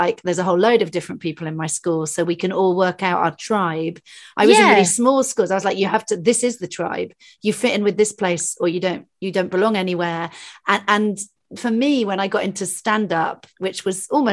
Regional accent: England, United Kingdom; being an English person

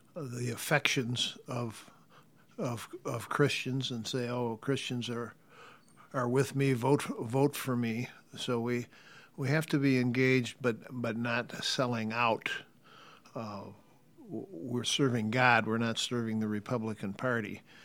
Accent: United States; we, as American citizen disciples

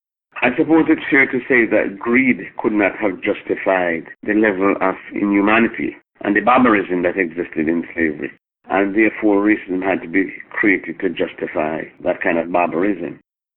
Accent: Jamaica; now in Canada; I came to Canada from Jamaica in 1972 to go to school.

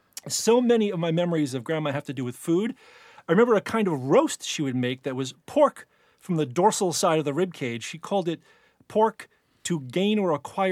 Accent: Hoboken, New Jersey, United States; accent: Jersey; now in New York City, United States; But I was born in Hoboken, and when I go back there, I easily code switch into a Jersey dialect.

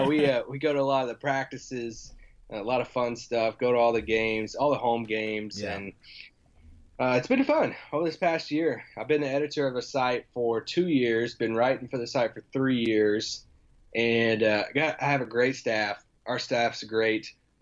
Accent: Kentucky, United States; moved away as an adult; now in Dallas, United States; I'm from Kentucky, and we have no pro sports teams. So growing up, I didn't have that life.

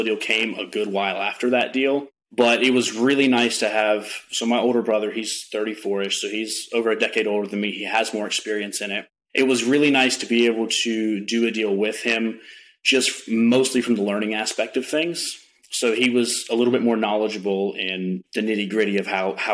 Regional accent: Mocksville, North Carolina, United States; I am from Mocksville, North Carolina, originally raised there, just about 45-ish minutes north of Charlotte

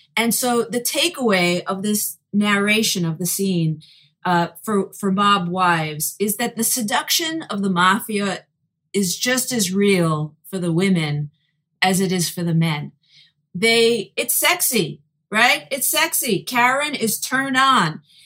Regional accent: New York City, New York, United States; growing up in Brooklyn, uh, with many Italians as part of a Jewish family

